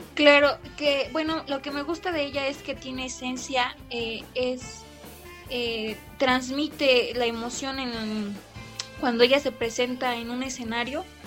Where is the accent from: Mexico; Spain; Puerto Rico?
Mexico; parte de nuestra, pues de nuestra esencia como mexicanos, eh, la forma en que pues se vive aquí en México